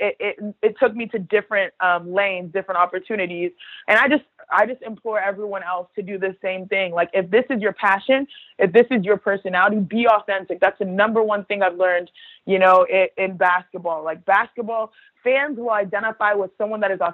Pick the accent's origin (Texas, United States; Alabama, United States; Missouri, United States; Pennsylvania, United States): Texas, United States; Houston; Nigerian, born and raised in Houston, Texas, to a Nigerian household.